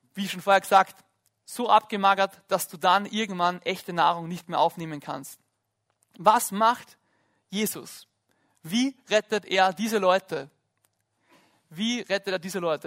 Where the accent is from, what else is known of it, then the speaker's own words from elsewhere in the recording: Lake Hallstatt, Upper Austria, Austria; ich bin am Hallstattsee aufgewachsen